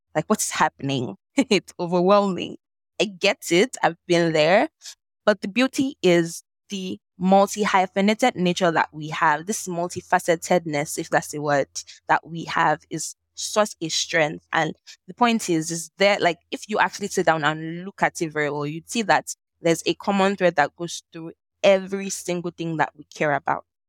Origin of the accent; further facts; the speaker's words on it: Nigeria; accent: Nigerian; also born or lived in Lagos, Nigeria / Ibadan, Nigeria; growing up in Nigeria, Lagos, Ibadan